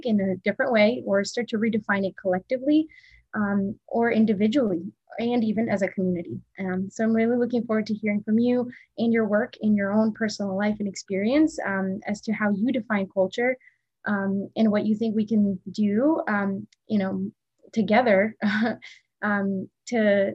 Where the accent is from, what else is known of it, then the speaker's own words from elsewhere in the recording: Pasto, Nariño, Colombia; moved away; I was born in Pasto, in Nariño, in the south